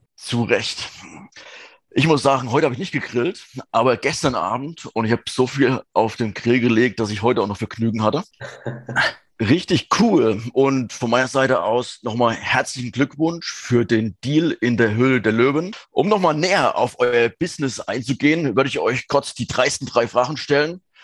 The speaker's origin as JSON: {"language": "German", "region": "southern Thuringia", "country": "Germany", "tie": "born or raised there", "moved": "yes", "said": "ich komme ja gebürtig aus Südthüringen"}